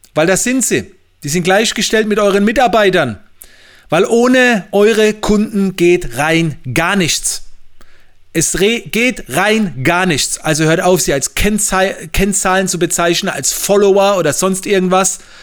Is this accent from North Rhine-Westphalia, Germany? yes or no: no; Mannheim, Baden-Württemberg, Germany; bei uns in Mannheim